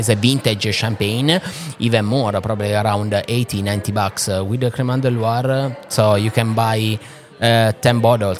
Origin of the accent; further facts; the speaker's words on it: Italy; English is a second language; So, it's colder here than in my hometown in Italy.